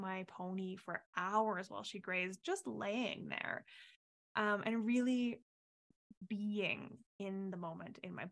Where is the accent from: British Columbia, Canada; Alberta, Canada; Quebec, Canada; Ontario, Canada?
Alberta, Canada; Canmore; also born or lived in Calgary; I grew up in Canmore in Alberta, so in the mountains. I was lucky enough to be born and raised there and lived there until I was 18